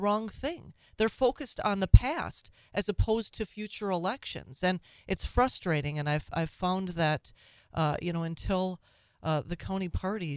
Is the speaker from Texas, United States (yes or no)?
no; Minnesota, United States; now in Wisconsin, United States; I'm from Minnesota. I grew up in Minnesota